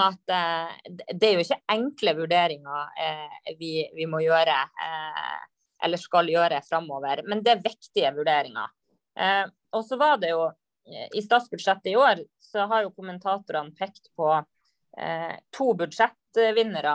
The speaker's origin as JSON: {"language": "Norwegian", "town": "Lavangen", "region": "Troms", "country": "Norway", "said": "jeg er jo fra Saugård i eh, Nord-Norge, Lavangen"}